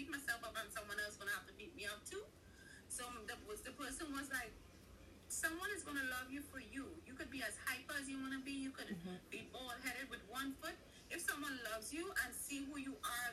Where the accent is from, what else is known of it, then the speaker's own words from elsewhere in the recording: Trinidad & Tobago; I'm from Trinidad